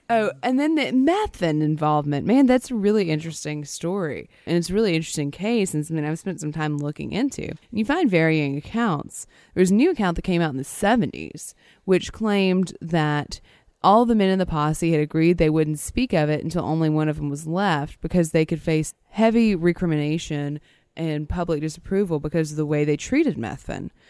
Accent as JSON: {"language": "English", "area": "near Gibsland", "region": "Louisiana", "country": "United States", "tie": "born or raised there", "said": "It was right near my hometown. These are my people"}